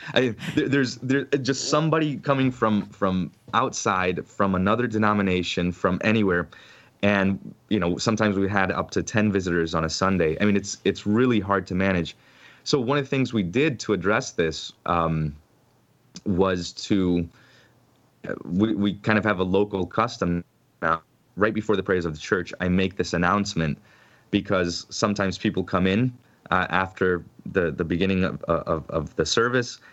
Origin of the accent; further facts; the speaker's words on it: Orlando, Florida, United States; also born or lived in Ohio / Grand Island, Nebraska; I grew up on the east side of Orlando